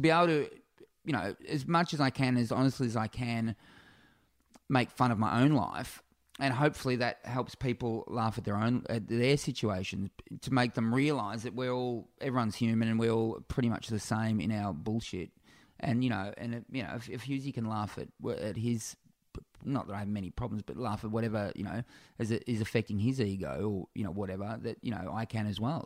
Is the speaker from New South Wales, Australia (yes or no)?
no; Warrnambool, Victoria, Australia; now in Melbourne, Australia; my hometown of Warrnambool in South West Victoria